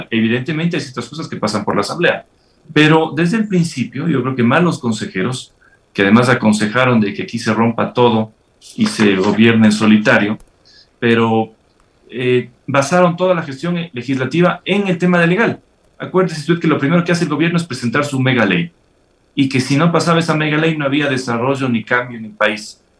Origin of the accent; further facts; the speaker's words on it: Ecuador; Yo creo que todos esperamos como ecuatorianos eh, que las cosas se hagan bien